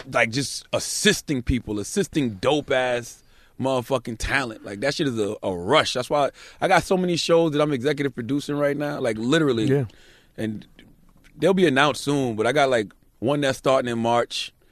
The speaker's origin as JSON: {"language": "English", "region": "the South", "country": "United States", "said": "Now, mind you, I'm from the South anyway, so I eat"}